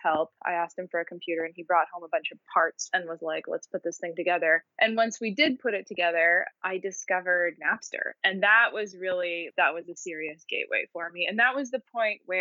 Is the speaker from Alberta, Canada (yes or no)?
yes; Edmonton, Alberta, Canada; I'm from a place called Edmonton, which is a pretty isolated city in Canada. It's pretty far north. And I grew up there